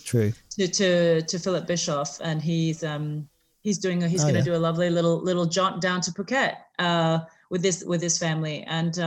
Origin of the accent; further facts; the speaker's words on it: St. Louis, Missouri, United States; also born or lived in San Francisco, California; now in Singapore; I was born in San Francisco, and I grew up in St. Louis, Missouri.